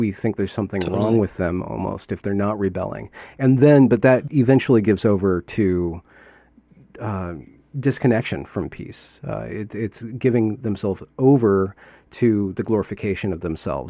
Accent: United States; as a American and a liberal

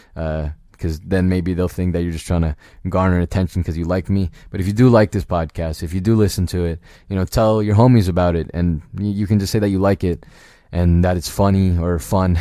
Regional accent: Virginia, United States; I, I grew up in Virginia.

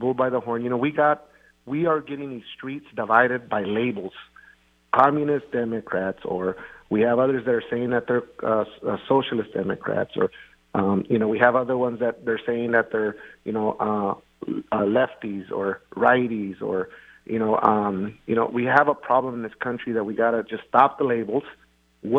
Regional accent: Eastern Washington, United States; also born or lived in Preston, Idaho; raised in Eastern Washington as a farm worker

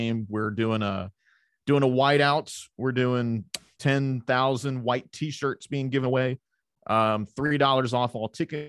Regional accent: Mobile, Alabama, United States; a Mobile native and a South grad

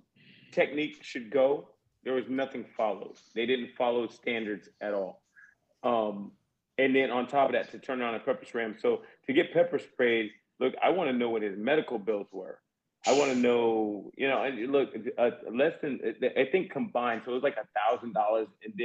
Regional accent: Southern United States, United States; I mean, look, I'm being from the South. That ain't nothing new, but still.

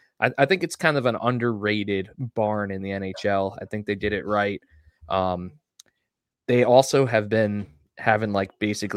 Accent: Long Island, New York, United States; Like, first of all, I grew up on Long Island

